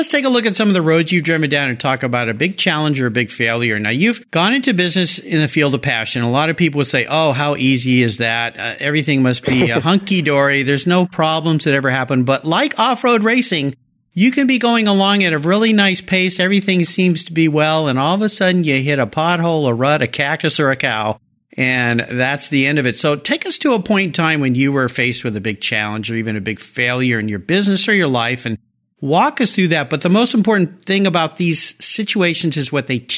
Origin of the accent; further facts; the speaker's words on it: Southern California, United States; moved away; I grew up down there in Southern California